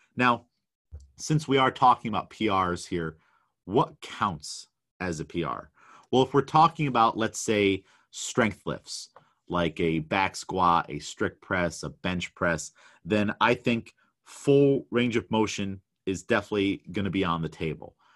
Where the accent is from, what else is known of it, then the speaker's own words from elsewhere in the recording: New York, United States; I'm definitely out of my element as a New Yorker